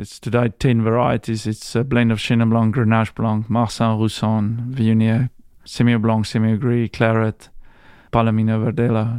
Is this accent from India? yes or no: no; South Africa; moved away as an adult; also born or lived in Priorat, Spain